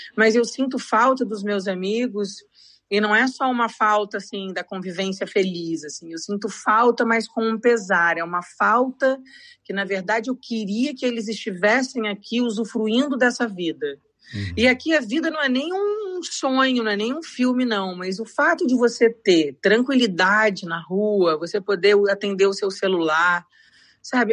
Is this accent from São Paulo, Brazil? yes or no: yes; São Paulo, Brazil; moved away as an adult; now in Portugal; eu sou de São Paulo